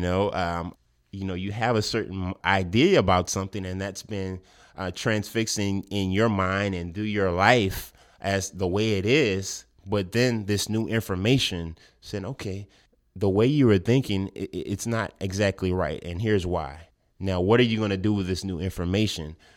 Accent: Lafayette, Louisiana, United States; I was born and raised in Lafayette

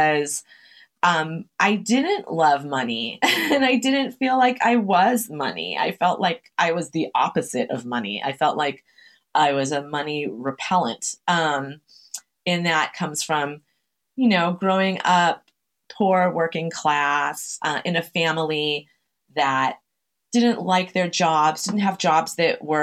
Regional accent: Chelsea, Massachusetts, United States; born or raised there

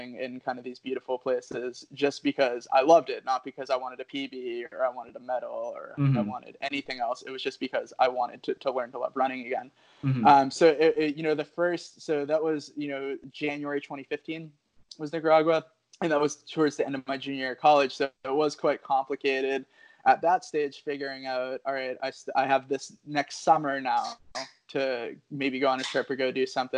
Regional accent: New England, United States; growing up in New England

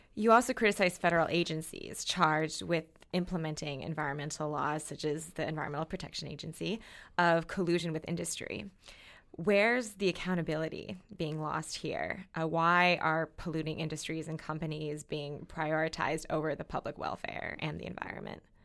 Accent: Minnesota, United States; where I grew up in Minnesota

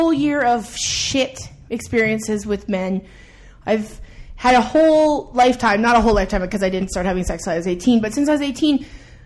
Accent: Edmonton, Alberta, Canada; I grew up in Edmonton. And I grew up in I would say middle upper class neighborhood

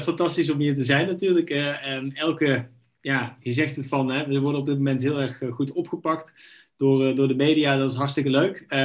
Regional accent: Knegsel, North Brabant, Netherlands; also born or lived in Eindhoven / Nijmegen; geboren in Eindhoven, opgegroeid in een klein Brabants dorpje, eh, Knechtsel

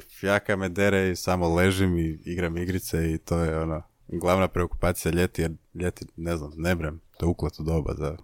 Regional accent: Zagreb, City of Zagreb, Croatia; imam 27 godina, dolazim iz Zagrebačke Dubrave

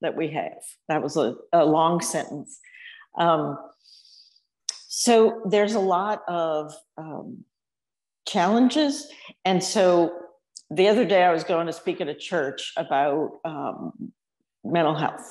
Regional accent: New Orleans, Louisiana, United States; moved away as an adult; also born or lived in Austin, Texas; I grew up in New Orleans and I went to Texas for too long and moved back

